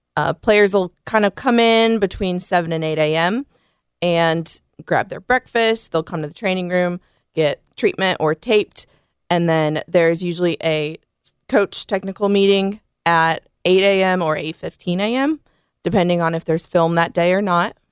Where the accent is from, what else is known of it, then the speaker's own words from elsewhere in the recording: South Bend, Indiana, United States; moved away as an adult; now in Memphis, United States; I'm originally from South Bend, Indiana.